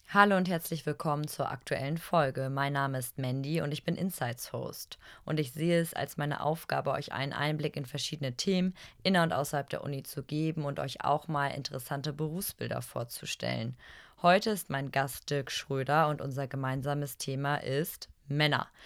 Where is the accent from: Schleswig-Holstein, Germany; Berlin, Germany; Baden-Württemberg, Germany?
Schleswig-Holstein, Germany; Eutin; Wir sitzen hier im wunderschönen Eutin, das ist auch mein Heimatort